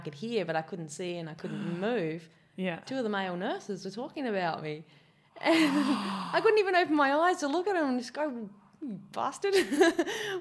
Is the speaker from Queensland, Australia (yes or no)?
yes; Gold Coast, Queensland, Australia; accent: ocker English Aussie accent; also born or lived in Adelaide, South Australia / Coolangatta, Queensland; I grew up on the Gold Coast